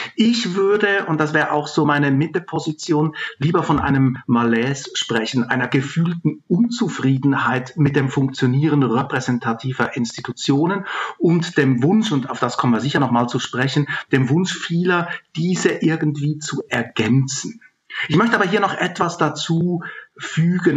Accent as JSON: {"language": "German", "country": "Switzerland", "tie": "born or raised there", "moved": "yes", "lives_now": "Germany", "said": "Ich bin in der Schweiz aufgewachsen"}